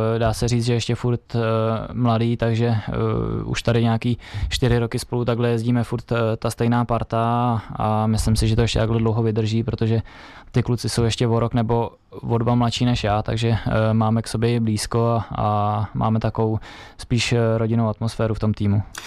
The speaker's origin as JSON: {"language": "Czech", "town": "Lomnice nad Popelkou", "region": "Liberec Region", "country": "Czechia", "tie": "born or raised there", "said": "u nás v Lomnici nad Popelkou, tam, kde jsem vyrůstal"}